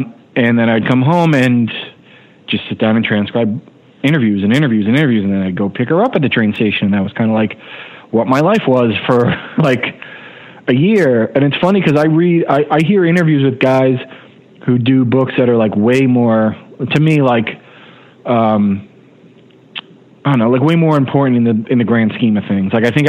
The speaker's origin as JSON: {"language": "English", "region": "New Jersey", "country": "United States", "said": "I was a guy from New Jersey who was really into it."}